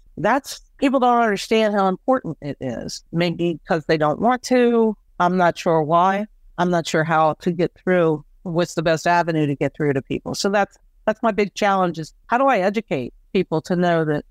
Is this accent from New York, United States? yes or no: no; Washington, District of Columbia, United States; now in Chester County, Pennsylvania, United States; A good friend of mine from high school, we grew up in the Washington, D.C. area